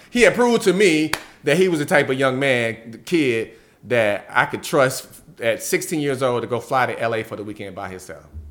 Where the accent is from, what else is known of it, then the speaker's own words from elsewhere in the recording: Georgia, United States; growing up in Georgia